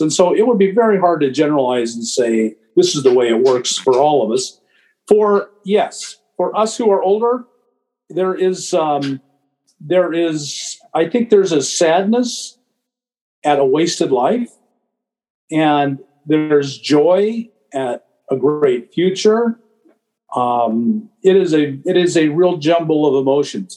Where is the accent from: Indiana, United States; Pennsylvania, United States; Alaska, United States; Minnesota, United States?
Alaska, United States; Anchorage; moved away; I grew up in Anchorage, and it was a very different place then